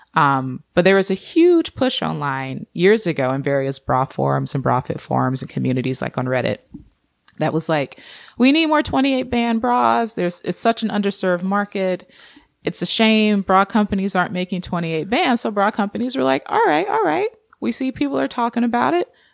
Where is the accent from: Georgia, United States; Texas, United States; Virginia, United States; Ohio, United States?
Georgia, United States; moved away; also born or lived in Orange County, California / Seattle; I grew up in Georgia